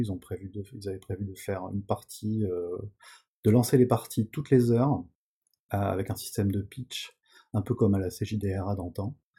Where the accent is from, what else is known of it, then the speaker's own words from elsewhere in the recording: France; chez nous en France